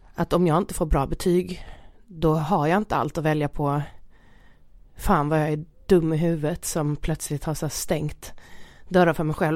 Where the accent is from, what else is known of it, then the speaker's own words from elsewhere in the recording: Halmstad, Halland County, Sweden; min uppväxt rent generellt i Halmstad måste jag säga var jätte, jättebra